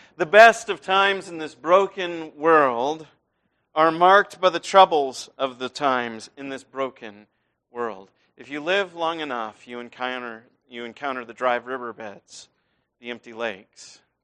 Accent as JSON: {"language": "English", "region": "Iowa", "country": "United States", "tie": "born or raised there", "moved": "yes", "said": "I grew up in Iowa"}